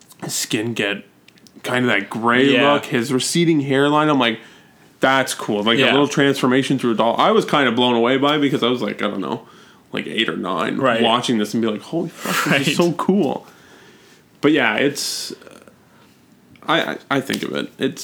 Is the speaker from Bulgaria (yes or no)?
no; Toronto, Ontario, Canada; I was born in Toronto